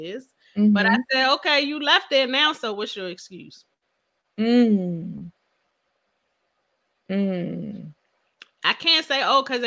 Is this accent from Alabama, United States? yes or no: no; Philadelphia, Pennsylvania, United States; I'm from Philadelphia.